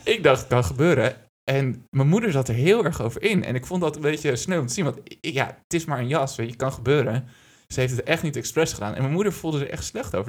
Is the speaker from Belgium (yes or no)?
no; Lelystad, Flevoland, Netherlands; moved away as an adult; Ik ben geboren en getogen in het alomvattende, weloverwogen Lelystad